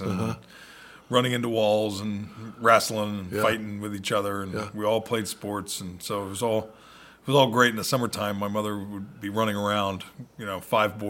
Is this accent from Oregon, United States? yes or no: no; Philadelphia, Pennsylvania, United States; Philadelphia? Yeah, Philly, New Jersey, yeah.